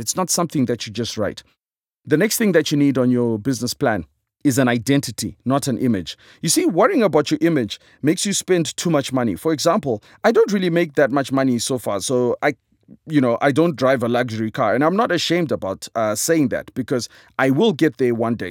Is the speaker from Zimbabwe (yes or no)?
yes; Zimbabwe; I am a comedian from Zimbabwe